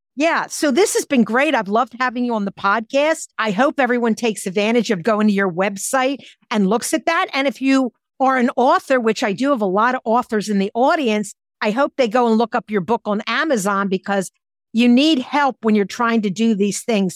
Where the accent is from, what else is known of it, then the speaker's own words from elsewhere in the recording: Philadelphia, Pennsylvania, United States; I'm from Philadelphia. We had lots of libraries 'cause it's a huge city